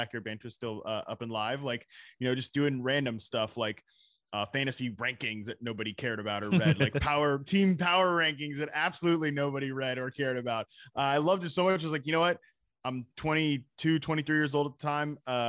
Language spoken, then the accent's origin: English; Virginia, United States; also born or lived in North Carolina; I'm from Virginia, North Carolina.